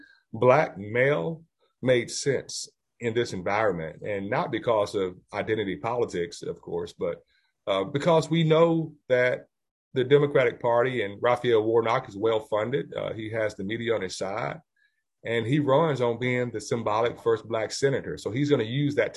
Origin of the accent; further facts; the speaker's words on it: Georgia, United States; also born or lived in Macon, Georgia / Mableton, Georgia; I'm born and raised in Georgia